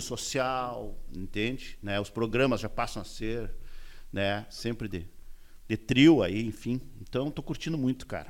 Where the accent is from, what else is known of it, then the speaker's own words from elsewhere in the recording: Uruguaiana, Rio Grande do Sul, Brazil; moved away as an adult; now in Porto Alegre, Brazil; morei em Uruguaiana, que é a minha terra natal